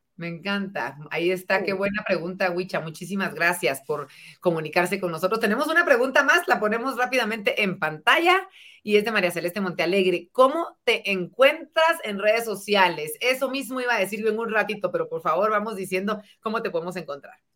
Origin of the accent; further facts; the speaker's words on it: Guatemala; como guatemaltecos